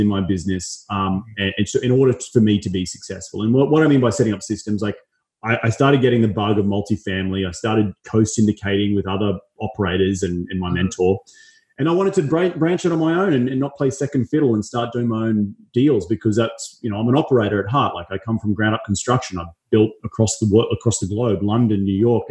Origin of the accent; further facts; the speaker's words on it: Australia; also born or lived in Los Angeles; now in United States; I'm from Australia, go back there 2 or 3 times a year